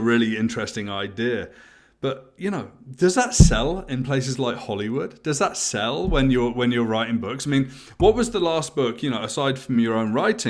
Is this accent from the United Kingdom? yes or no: yes; near Stonehenge, South West England, United Kingdom; I grew up in England where there's lots of things like that. You know, I grew up very close to Stonehenge